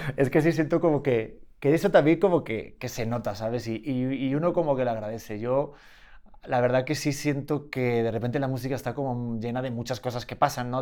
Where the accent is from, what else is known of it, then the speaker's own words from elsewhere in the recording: Madrid, Community of Madrid, Spain; also born or lived in Beijing / India; now in Mexico; Es que yo soy de Madrid.